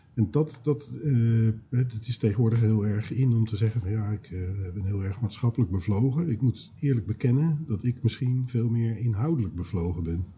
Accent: Schiedam, South Holland, Netherlands; ik ben ooit geboren in Schiedam

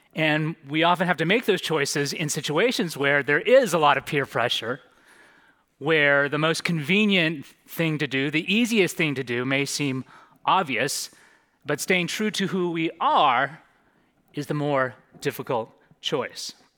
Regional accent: San Francisco Bay Area, California, United States; now in Santa Monica, United States; I'm originally from the San Francisco Bay Area

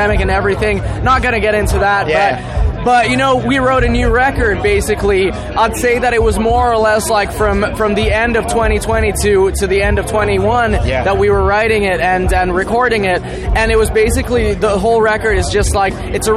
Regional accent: Finland; I'm from Finland

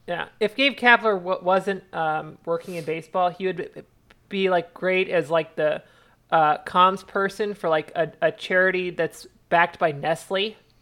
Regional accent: Phoenix, Arizona, United States; I was born in in Phoenix and, and kind of grew up in the city

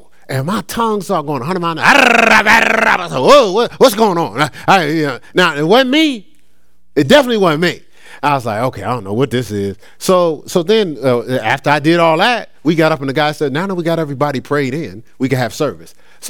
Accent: Newark, New Jersey, United States; I grew up in Newark, so it was a lot of Nation of Islam.

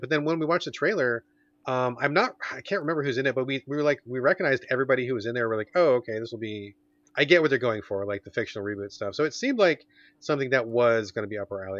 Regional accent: United States; growing up in American culture

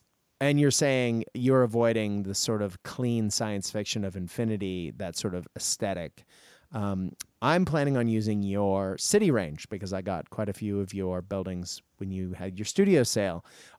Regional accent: Tokyo, Japan; also born or lived in Hong Kong; I grew up in Japan in the 80s and I used to go shopping in Hong Kong, you know, to buy all my clothes. And so between Tokyo and Hong Kong, I grew up in the land of neon.

